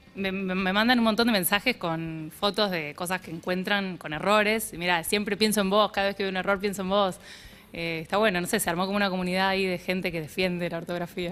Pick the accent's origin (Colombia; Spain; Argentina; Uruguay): Uruguay; soy uruguaya y en Uruguay nadie dice septiembre.